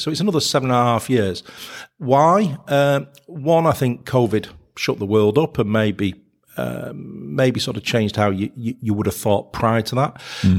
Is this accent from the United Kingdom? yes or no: yes; Manchester, North West England, United Kingdom; and I'm a Mancunian, so I had to get that one in.